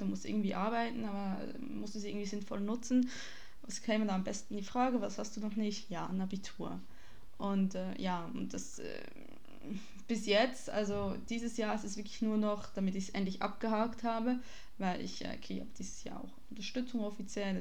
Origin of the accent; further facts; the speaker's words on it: Switzerland; Ich bin Schweizerin